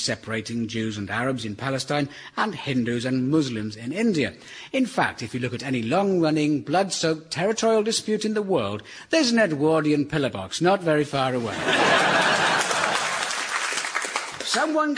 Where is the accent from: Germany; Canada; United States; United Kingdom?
United Kingdom; Surrey, South East England; I grew up in Surrey